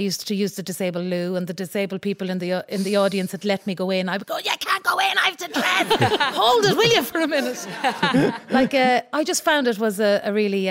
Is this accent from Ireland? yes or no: yes; Leitrim, Ireland; moved away; And I suppose I was coming from an underdog county. Mm. I was coming from Leitrim